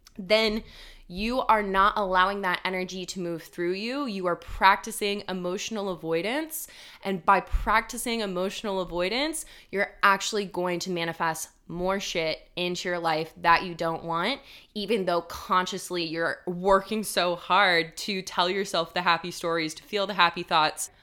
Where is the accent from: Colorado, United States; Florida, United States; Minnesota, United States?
Colorado, United States; also born or lived in Denver, Colorado; When I moved from my hometown in Colorado to Denver, Colorado, which was a big move for me. I was eighteen years old